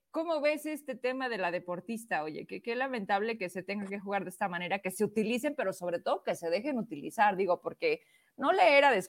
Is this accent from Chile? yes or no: no; Zacatecas, Mexico; Yo soy orgullosamente zacatecana. Mis logros son de mi estado y mi municipio